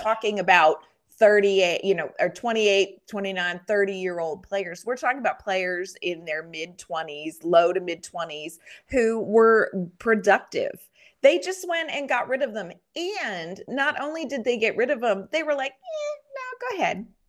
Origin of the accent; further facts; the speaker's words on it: Penguins country, Pennsylvania, United States; now in Nashville, United States; I grew up in Penguins country